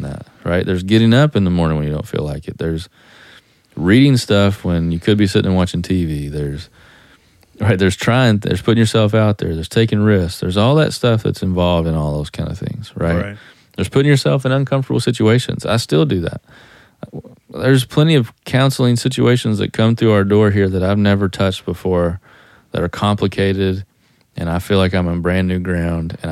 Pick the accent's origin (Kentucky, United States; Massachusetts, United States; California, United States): Kentucky, United States; Eastern; I'm from Eastern Kentucky